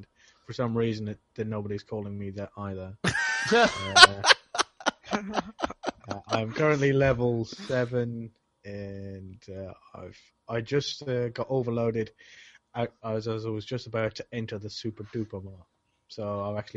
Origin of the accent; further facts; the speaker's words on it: Ireland; now in United Kingdom; from the UK. But I'm Irish